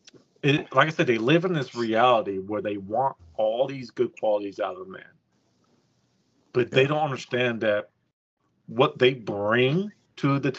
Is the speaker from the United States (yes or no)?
yes; California, United States; moved away as an adult; now in Texas, United States; I'm from California